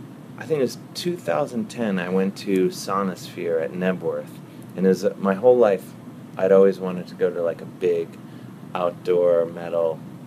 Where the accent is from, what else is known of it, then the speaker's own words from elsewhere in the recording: Cleveland, Ohio, United States; I grew up in Cleveland.